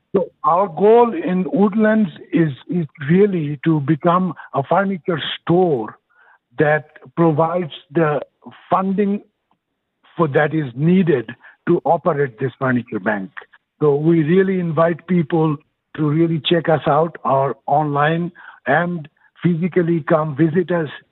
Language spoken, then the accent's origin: English; Bangladesh; now in Houston, United States; originally I'm from Bangladesh